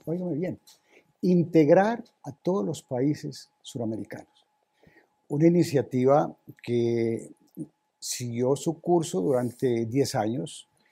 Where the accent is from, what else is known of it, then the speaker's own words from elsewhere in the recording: Samaniego, Nariño, Colombia; mi pueblo natal, a Samaniego